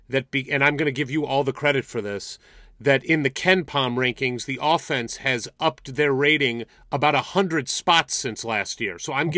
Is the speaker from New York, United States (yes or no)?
no; St. Louis, Missouri, United States; I grew up in St. Louis, Missouri, so not too far from Peoria. Mm-hmm. And in 1989, I was a 12-year-old kid.